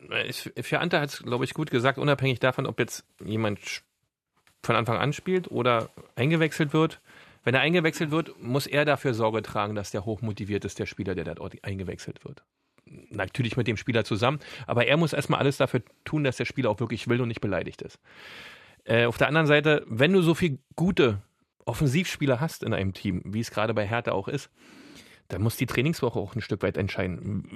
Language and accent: German; East Germany, Germany; bei uns im Osten